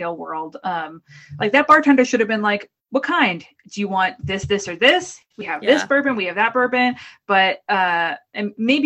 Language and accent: English; Boston, Massachusetts, United States; moved away; also born or lived in Brooklyn; I'm from the Boston area. I have an awful accent